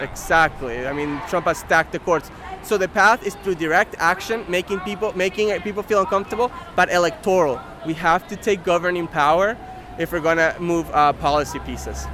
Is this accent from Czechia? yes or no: no; Argentina; now in United States; in my home country in Argentina